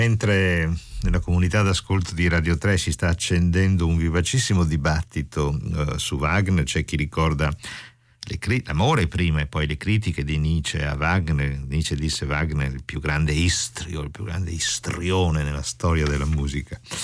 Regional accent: Venice, Veneto, Italy; Io sono veneziano e veneziano cucchiaio si dice scugliero, scuglier

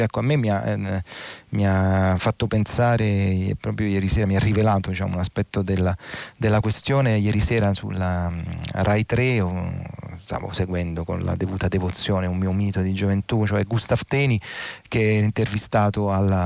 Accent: Naples, Campania, Italy; io sono napoletano di nascita e bagnolese nell'anima

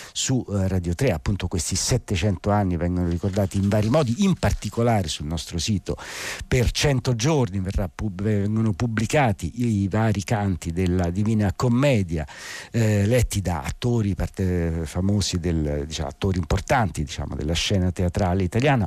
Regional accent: Rome, Lazio, Italy; da romano

